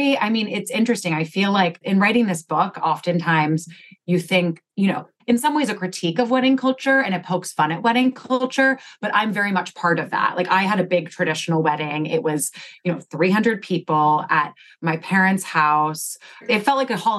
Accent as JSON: {"language": "English", "region": "Connecticut", "country": "United States", "tie": "born or raised there", "said": "I grew up in Connecticut and I live there now."}